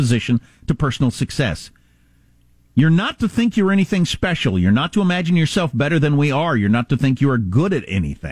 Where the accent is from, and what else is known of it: South Dakota, United States; moved away